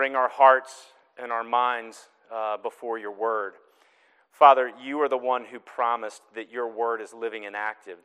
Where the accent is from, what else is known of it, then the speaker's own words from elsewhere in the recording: the South, United States; now in Newton, United States; my accent is still strong, it's true. I'm from the South.